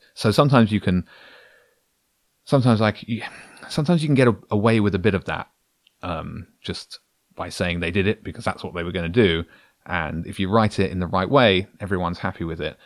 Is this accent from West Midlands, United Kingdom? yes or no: no; Brighton, South East England, United Kingdom; I'm a guy from Brighton